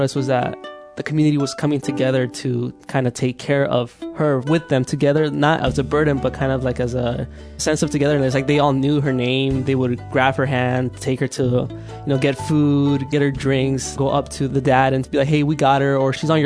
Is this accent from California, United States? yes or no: yes; Hayward, California, United States; born or raised there; also born or lived in El Salvador